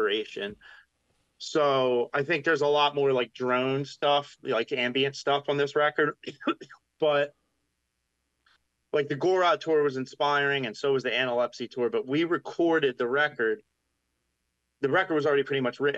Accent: Philadelphia, Pennsylvania, United States; accent: Philly; my Philly accent

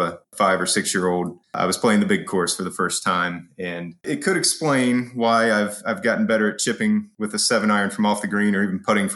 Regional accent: Springfield, Ohio, United States; I'm from Springfield, Ohio. Small town just outside of Dayton, between Dayton and Columbus.

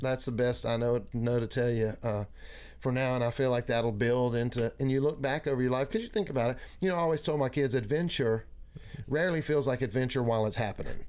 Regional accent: Mississippi, United States; moved away as an adult; also born or lived in Grenada, Mississippi / Kosciusko, Mississippi / Meridian, Mississippi; now in Tennessee, United States; I did all, all of my growing up in Mississippi

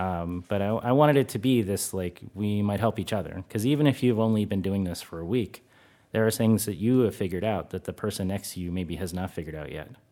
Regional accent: United States; moved away as an adult; now in Netherlands; being an American

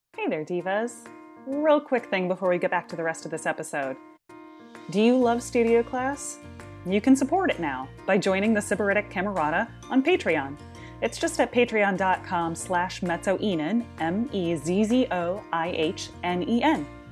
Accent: Midwest, United States; growing up in the Midwest

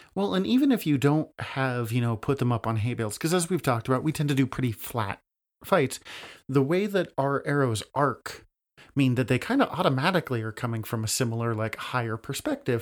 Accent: Montana, United States; I'm Montanan

